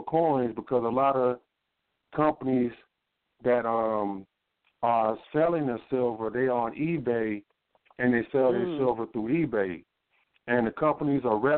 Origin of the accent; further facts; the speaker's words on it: Chicago, Illinois, United States; now in Madison, United States; I'm from Chicago. I moved from Chicago